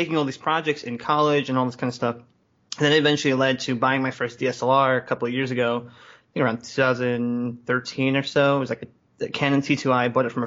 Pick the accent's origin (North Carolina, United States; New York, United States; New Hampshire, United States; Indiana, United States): New York, United States; New York City; also born or lived in Bay Area; now in Philadelphia, United States; I grew up in Brooklyn in, like, you know, early 90s.